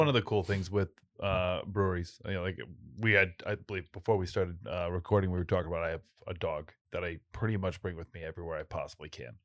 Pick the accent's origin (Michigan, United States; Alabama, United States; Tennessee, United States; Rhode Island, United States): Rhode Island, United States; North Smithfield; my, uh, house that I grew up in was, like, one of the houses that, uh, all the workers lived